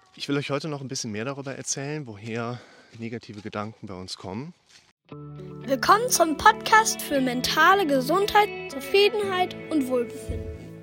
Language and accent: German; Germany; ich bin Deutscher